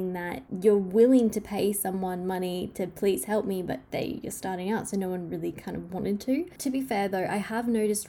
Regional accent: Australia; I love Australia so much. It is my home country and my favorite country in the world

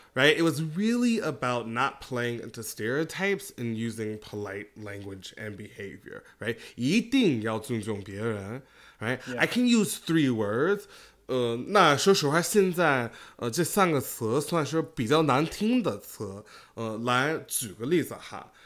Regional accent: United States; moved away; also born or lived in Beijing; I was American

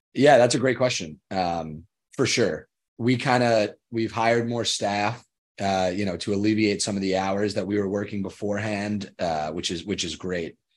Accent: Long Island, New York, United States; I am from Long Island, New York.

